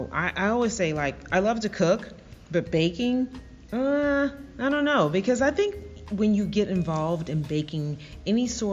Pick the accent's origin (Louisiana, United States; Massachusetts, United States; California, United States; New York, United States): Louisiana, United States; New Orleans; moved away; I'm from New Orleans